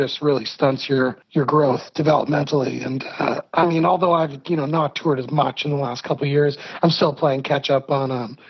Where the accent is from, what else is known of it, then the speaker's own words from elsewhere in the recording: Hamilton, Ontario, Canada; born there; Yep, I was born in Hamilton, Ontario, which is this kind of steel city town.